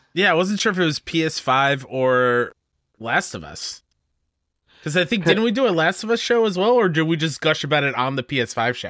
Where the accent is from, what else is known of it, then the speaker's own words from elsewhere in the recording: New York, United States; being a New Yorker who's been to the city many, many times